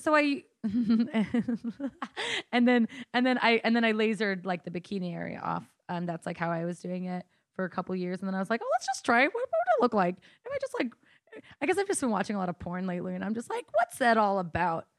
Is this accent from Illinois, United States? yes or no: no; Coeur d'Alene, Idaho, United States; I'm from Coeur d'Alene, Idaho